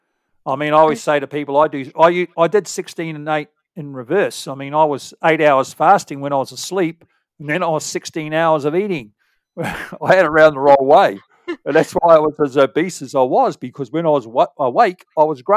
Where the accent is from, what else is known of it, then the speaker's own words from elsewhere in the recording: New Zealand; as a Kiwi living near in America